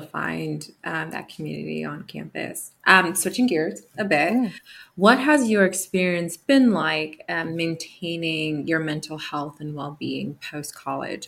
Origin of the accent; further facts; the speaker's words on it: New Jersey, United States; I'm a fellow um, East Coaster from Jersey